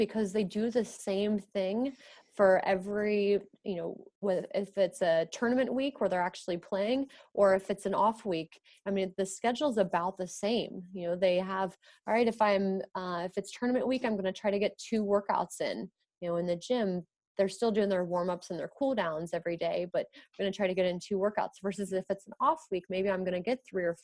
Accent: United States; I'm American

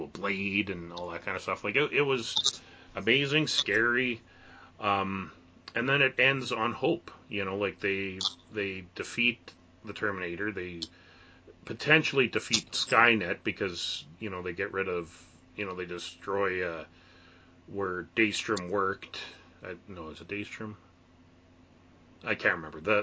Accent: Canada; being a Canadian

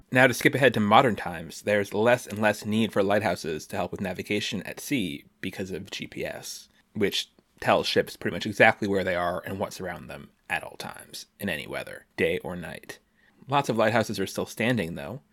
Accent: Washington, District of Columbia, United States; my hometown, Washington, D C

